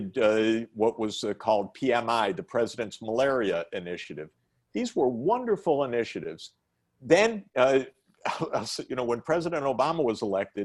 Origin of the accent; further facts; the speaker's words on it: Detroit, Michigan, United States; I'm a Midwesterner. I grew up in the Detroit area, and I know the Midwest